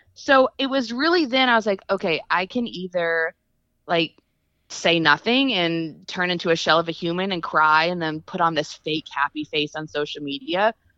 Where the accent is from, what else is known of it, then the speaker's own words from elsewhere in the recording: Texas, United States; also born or lived in Los Angeles, United States; now in Nashville, United States; I'm from Texas. I missed my Southern roots